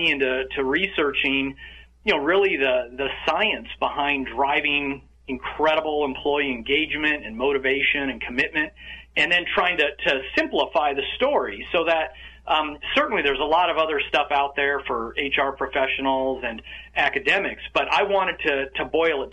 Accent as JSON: {"language": "English", "town": "Yorba Linda", "region": "California", "country": "United States", "tie": "born or raised there", "moved": "yes", "lives_now": "Bucks County, United States", "said": "I'm talking today from Bucks County, just outside of Philadelphia, but I actually grew up in Orange County, in Yorba Linda"}